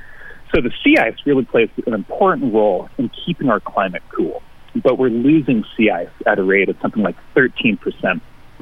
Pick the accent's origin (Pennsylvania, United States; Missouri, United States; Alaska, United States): Alaska, United States; Juneau; moved away as an adult; also born or lived in Gustavus, Alaska / Flagstaff, Arizona; Yeah, so I was, you know, born and raised in Juneau, grew up in Gustavus, but went to GDHS, got my undergrad degree at UAS, and then took off into the broader world to go to grad school. And after having been gone for 15 years, I just got back to town a couple months ago.